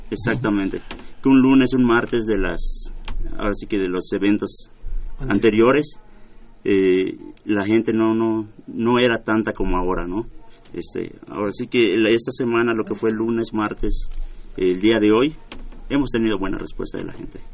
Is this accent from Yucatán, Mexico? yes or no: yes; Yucatán, Mexico; nos beneficia como, como yucatecos